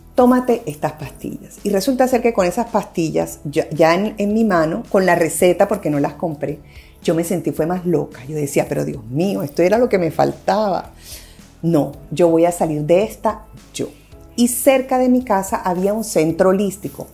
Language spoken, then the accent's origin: Spanish; Barranquilla, Atlántico, Colombia; moved away; also born or lived in Medellín; Yo soy de Barranquilla